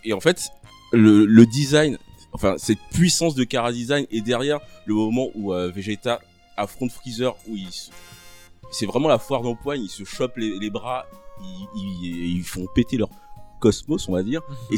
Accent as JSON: {"language": "French", "country": "Côte d’Ivoire", "tie": "born or raised there", "moved": "yes", "said": "j'ai grandi en Côte d'Ivoire je suis né en Côte d'Ivoire"}